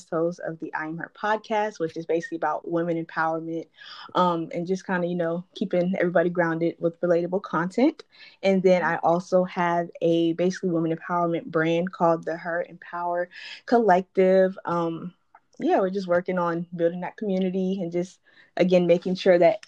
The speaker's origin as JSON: {"language": "English", "region": "the South", "country": "United States", "said": "I am from the South"}